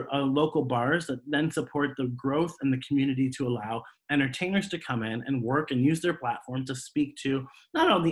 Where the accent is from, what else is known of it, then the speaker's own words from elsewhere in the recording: Columbus, Ohio, United States; I'm in Columbus. I'm working in Columbus